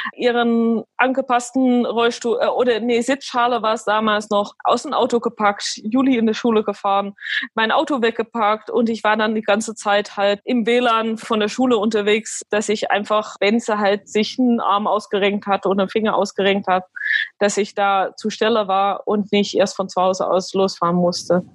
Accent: Alkmaar, North Holland, Netherlands; also born or lived in Belgium; now in Aachen, Germany; gebürtige Holländerin oder Niederländerin, so wie, wie die meisten sagen, und bin geboren in Alkmaar

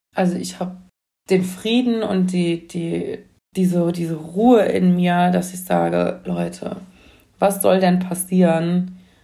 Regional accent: near Mainz, Rhineland-Palatinate, Germany; ich komme ja aus Mainz ähm, und ähm, so aus der Nähe von Mainz.

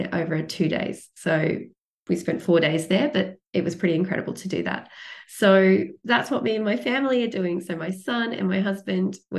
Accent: Australia; coming from the largest island in the world, smallest continent, but coming from a floating continent where we can't go to any other country unless we fly or catch a boat

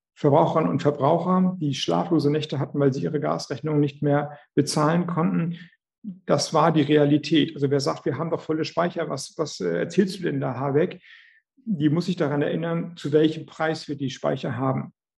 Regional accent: Schleswig-Holstein, Germany; Und ich komme aus Schleswig-Holstein

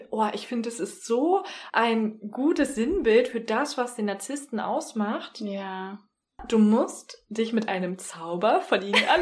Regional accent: Berlin, Germany; Wir kommen beide aus Berlin.

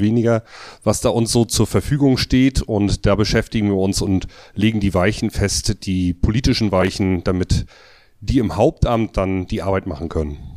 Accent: Grevesmühlen, Mecklenburg-Vorpommern, Germany; Also ich komme aus Grevesmühlen, das ist eine kleine Stadt äh, zwischen Lübeck und Wismar, also oben an der Ostsee. Da habe ich eine Elektrofirma

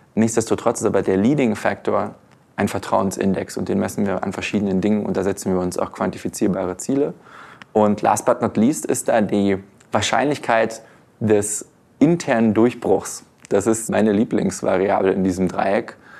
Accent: Germany; uns Deutsche

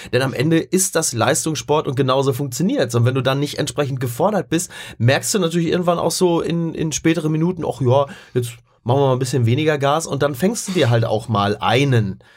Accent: Henrichenburg, North Rhine-Westphalia, Germany; auf der Henrichenburger Kirmes in meinem Heimatdorf

